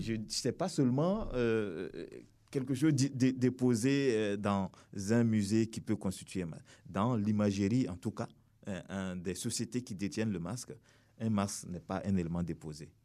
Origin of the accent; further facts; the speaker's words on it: Burkina Faso; nous sommes venus du Burkina Faso